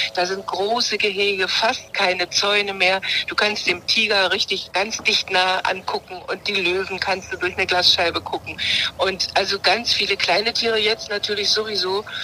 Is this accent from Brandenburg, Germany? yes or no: yes; Eberswalde, Brandenburg, Germany; Also sozusagen bin ich ja in dem Zoo aufgewachsen